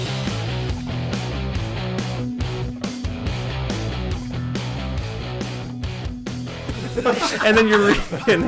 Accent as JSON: {"language": "English", "town": "Toronto", "region": "Ontario", "country": "Canada", "tie": "born or raised there", "said": "I grew up in Dufferin, Eglinton area, like Eglinton, Oakwood"}